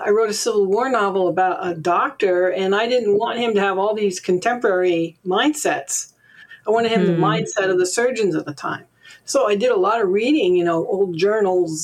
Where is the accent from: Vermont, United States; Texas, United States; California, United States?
Vermont, United States; I grew up in Vermont